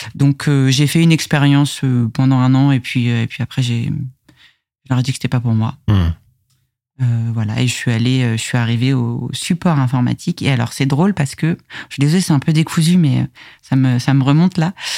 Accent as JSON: {"language": "French", "town": "Conflans-Sainte-Honorine", "region": "Île-de-France", "country": "France", "tie": "born or raised there", "said": "Je suis née à Conflans-Sainte-Honorine et j'ai grandi de toute, enfin ouais, globalement euh, toute mon enfance entre le Val d'Oise et les, Yvelines"}